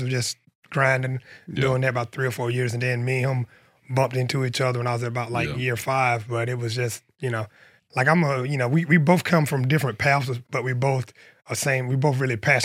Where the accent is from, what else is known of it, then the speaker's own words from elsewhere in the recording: Union County, South Carolina, United States; I'm from Snow Coast, South Carolina.